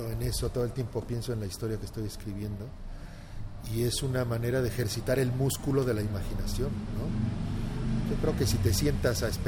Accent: Mexico; now in Barcelona, Spain

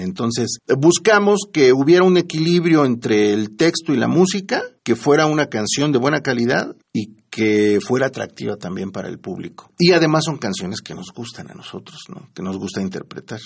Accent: Mexico; Nosotros como mexicanos

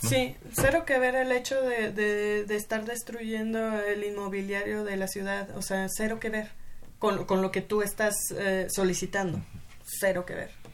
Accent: Mexico City, Mexico; soy sureña y, nací

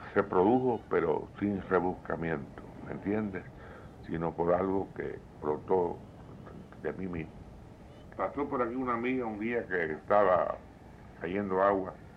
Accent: Havana, Cuba; sabes que soy habanero, nací en un barrio antiguo de La Habana

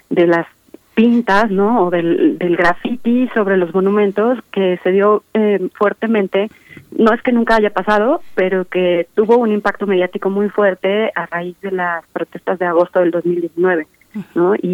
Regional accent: Mexico; O se está cuestionando realmente algunos valores que nos identifican como mexicanos

